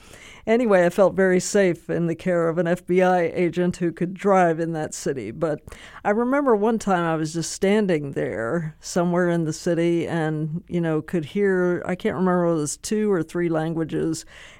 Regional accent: Pennsylvania, United States; I grew up in Pennsylvania.

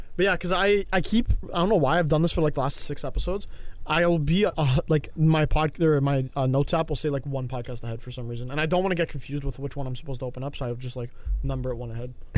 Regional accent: Canada; I'm Canadian

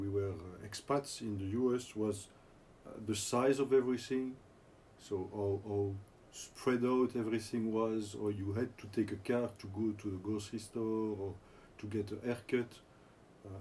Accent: Belgium; moved away as an adult; now in United States; So I grew up in Europe, in Belgium, in the 70s and 80s.

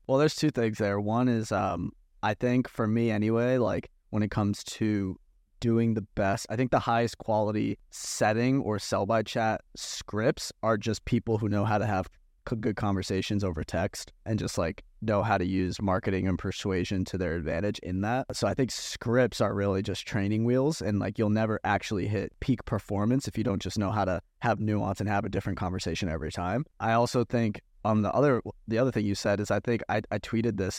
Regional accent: Massachusetts, United States; where I grew up in Massachusetts

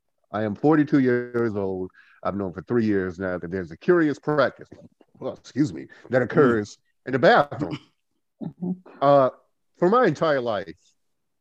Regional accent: Goldsboro, North Carolina, United States; now in Winston-Salem, United States; From Goldsboro, North Carolina. Living in Winston-Salem.

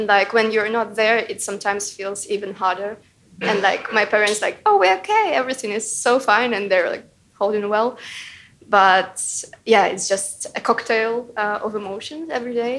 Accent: Ukraine; moved away as an adult; now in United Kingdom; my hometown was bombed and like 11 people died, 30 people were injured, and it was literally like really close to my house where my parents lived

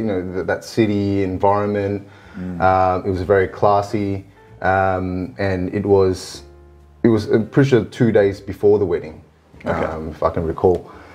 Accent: Singapore; Yes, I'm from Singapore.

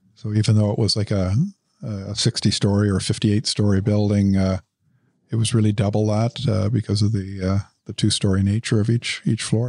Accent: Ottawa, Ontario, Canada; moved away; also born or lived in Dubai; Grew up in the West End of Ottawa.

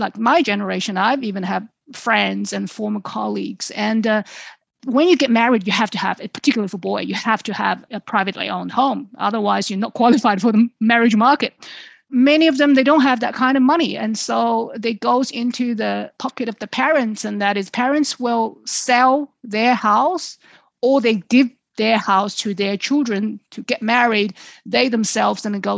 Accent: Suzhou, Jiangsu, China; my hometown Suzhou nearby in Jiangsu province

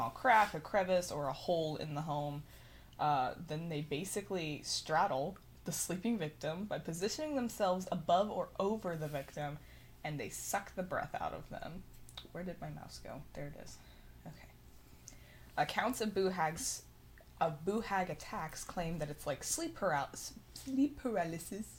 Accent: Midland, Texas, United States; I grew up in West Texas, so, like, you're just surrounded by petroleum

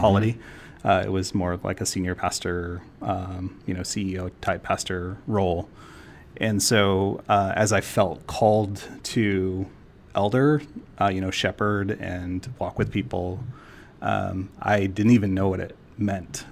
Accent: San Juan Islands, Washington, United States; also born or lived in Florida; now in Portland, United States; I grew up in, um, in the San Juan Islands in Washington, so I lived on an island my, uh, most of my childhood.

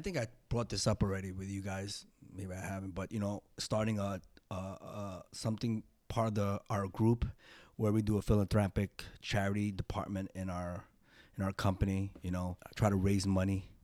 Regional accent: New York, United States; growing up in New York

